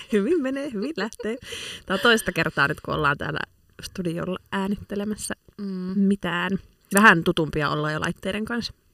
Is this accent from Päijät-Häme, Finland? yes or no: no; Lappeenranta, South Karelia, Finland; moved away as an adult; now in Helsinki, Finland; itse olen siis Itä-Suomesta alun perin kotoisin ja viettänyt siellä elämästäni nyt sitten 20 vuotta karkeasti arvioituna